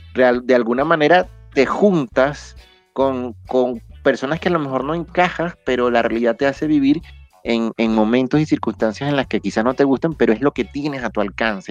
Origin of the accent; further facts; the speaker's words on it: Venezuela; como sociedad venezolana